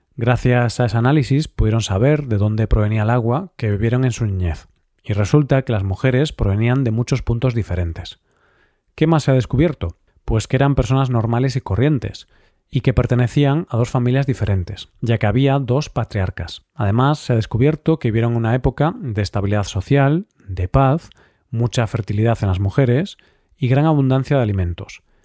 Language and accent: Spanish; Galicia, Spain; mi tierra, a Galicia